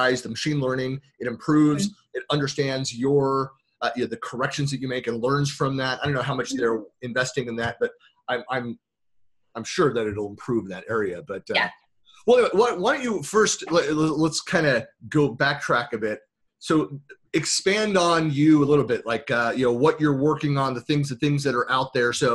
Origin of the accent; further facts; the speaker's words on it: Bay Area, California, United States; accent: Bay Area; my Bay Area accent